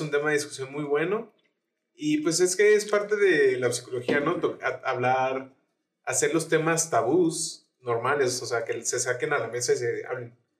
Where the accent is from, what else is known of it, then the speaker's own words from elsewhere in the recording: Mexico; siendo mexicano